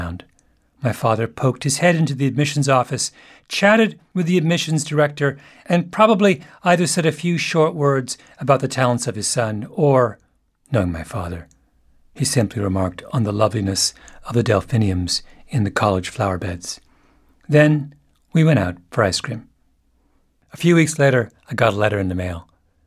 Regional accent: Canada; I'm a Canadian

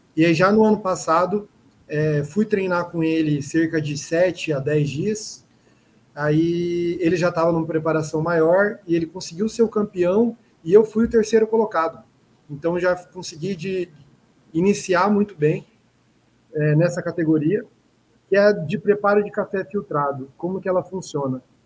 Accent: Cuiabá, Mato Grosso, Brazil; sou um cuiabano, sou daqui do Mato Grosso, da capital

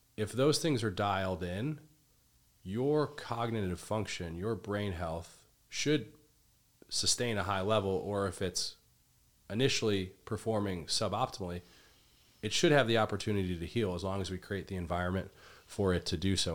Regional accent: Midwest, United States; I grew up in the Midwest

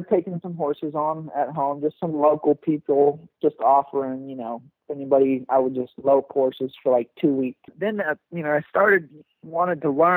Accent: South Texas, United States; I grew up just here in Texas, South

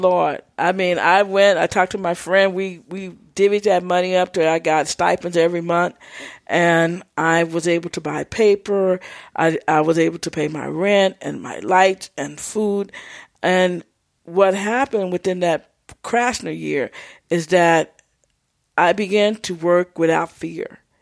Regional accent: Texas, United States; I'm from Texas.

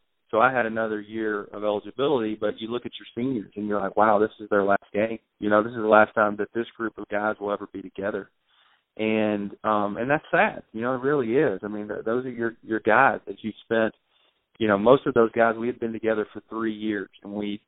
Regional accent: Arkansas, United States; I'm from Arkansas

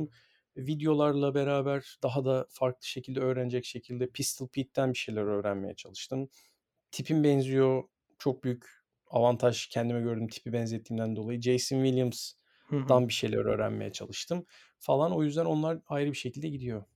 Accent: Istanbul, Turkey; Ben çok şanslıyım ki sahanın içinde doğdum, büyüdüm ve e, böyle gururlu bir şekilde kendimi spor sergi çocuğu olarak görüyorum.

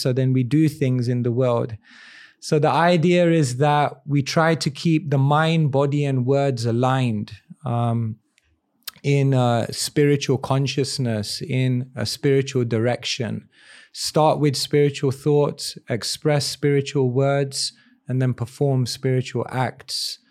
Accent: London, United Kingdom; born in London in a place called Wembley. And, uh, quite a multicultural place, lots of different people, lot of Indians as well. And I guess growing up, I had both exposure to the Western world

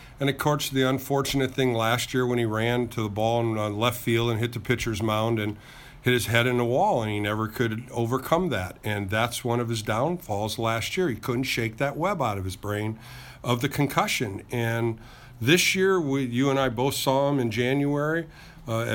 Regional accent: Ohio, United States; I knew Frank growing up in Ohio

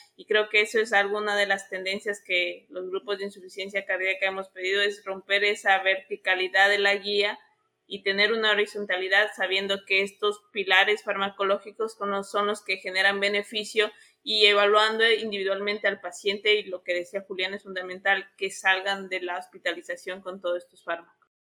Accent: Ecuador; also born or lived in Argentina; acá en mi país

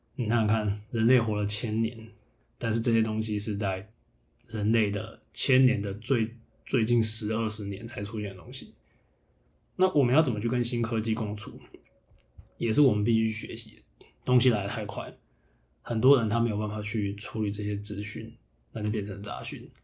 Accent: the South, southern Taiwan, Taiwan; moved away; 虽然我是南部人

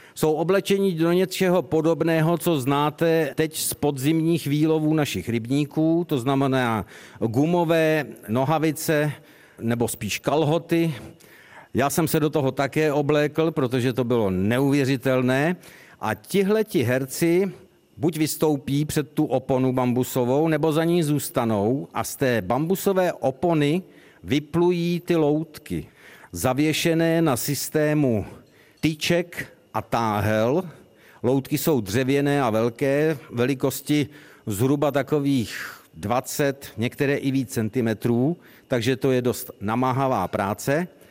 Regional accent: Czechia; jsme z České republiky

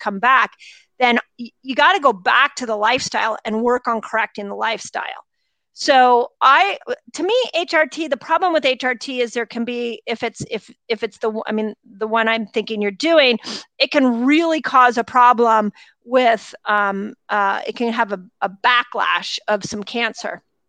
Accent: Malibu, California, United States; also born or lived in Sunset Mesa; First thing I have to tell you is I grew up in Malibu. And I grew up in, Lynn, I grew up in Sunset Mesa. I went to Malibu Park Junior High. I went to Webster.

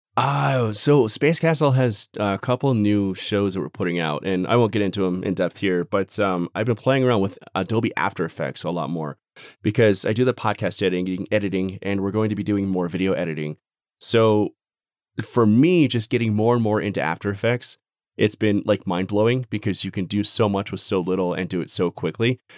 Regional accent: Phoenix, Arizona, United States; moved away as an adult; now in Denver, United States; Born and raised in Phoenix, Phoenix, Arizona, I moved to Colorado, like, Denver area about a year and a half ago

